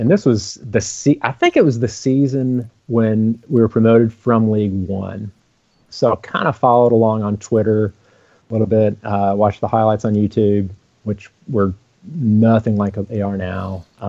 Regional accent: Louisville, Kentucky, United States; now in Ohio, United States; I grew up in Louisville, Kentucky

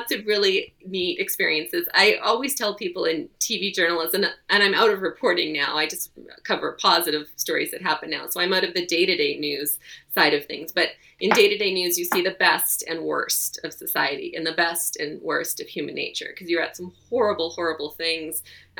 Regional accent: Victoria, British Columbia, Canada; moved away; also born or lived in Ontario; I grew up in Victoria and then moved away, came back

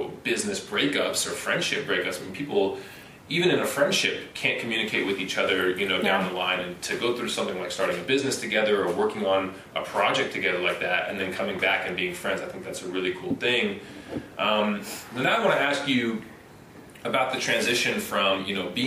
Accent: Las Vegas, Nevada, United States; moved away; also born or lived in Arizona; Growing up in Las Vegas

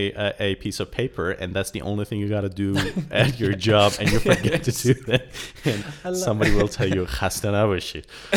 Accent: Iran; I'm fully Iranian, and although I grew up here in Iran, I've had my head in many other cultures as well.

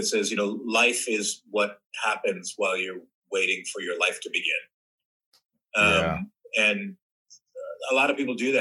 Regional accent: New Jersey, United States; also born or lived in New York; I grew up in New York, born in New York, grew up in New Jersey, been in and out of New York City my whole youth

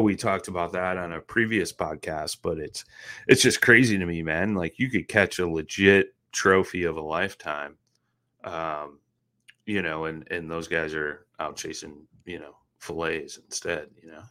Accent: Midwest, United States; I'm from the Midwest

